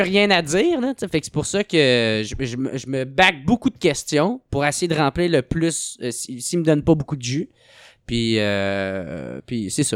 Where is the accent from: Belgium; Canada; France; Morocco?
Canada; Gatineau, Quebec; je viens de Gatineau